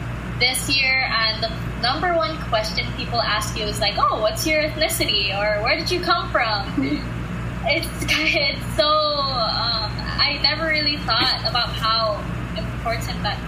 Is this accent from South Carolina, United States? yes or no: no; Kauai, Hawaii, United States; moved away as an adult; now in Honolulu, United States; I was born on Kauai, but my mom and dad both came from the Philippines.